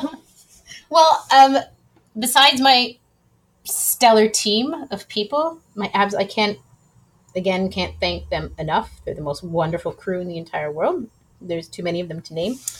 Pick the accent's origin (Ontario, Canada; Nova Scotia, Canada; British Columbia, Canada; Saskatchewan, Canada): Ontario, Canada; Ridgeville; moved away as an adult; also born or lived in Edmonton, Alberta; now in Quebec, Canada; I'm originally from the Niagara region in a little teeny town called Ridgeville, Ontario